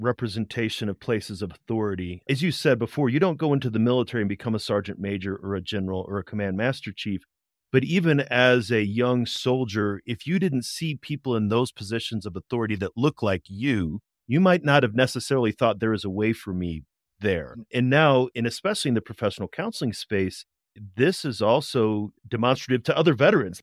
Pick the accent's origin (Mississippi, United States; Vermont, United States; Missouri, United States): Missouri, United States; St. Louis; I grew up in Saint Louis, Saint Louis City, and then the suburbs